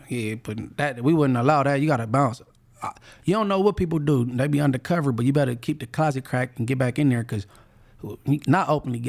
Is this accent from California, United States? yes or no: yes; Inglewood, California, United States; Well, I'm from Inglewood family